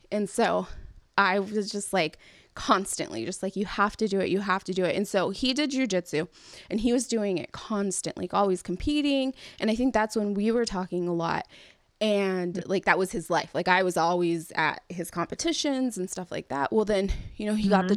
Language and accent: English; California, United States; I'm from California